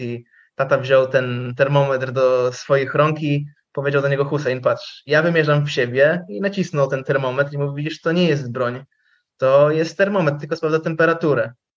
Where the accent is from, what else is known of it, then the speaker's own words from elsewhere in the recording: Lublin Voivodeship, Poland; tam u nas na Lubelszczyźnie